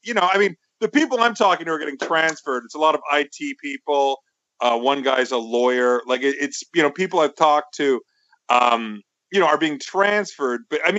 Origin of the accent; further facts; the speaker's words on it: Canada; also born or lived in United States; I was born in Canada, but I spent a lot of time in America